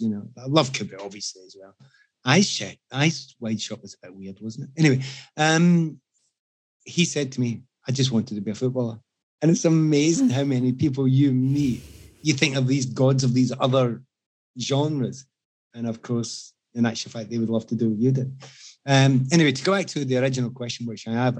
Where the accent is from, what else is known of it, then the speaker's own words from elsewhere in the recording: Glasgow, Scotland, United Kingdom; moved away as an adult; I come from Glasgow. And we're quite an activist city, quite socialist